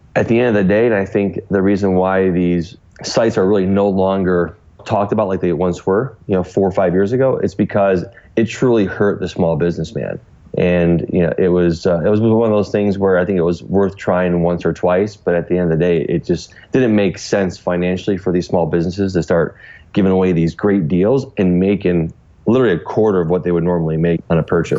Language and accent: English; Cleveland, Ohio, United States; growing up in a suburb of Cleveland